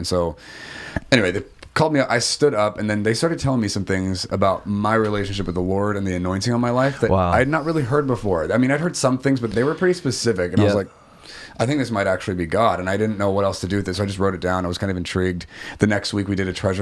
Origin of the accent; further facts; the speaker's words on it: Guam; moved away; also born or lived in Oregon / Japan; I'm from Guam originally, so I popped there for like 10 days on my way back to Oregon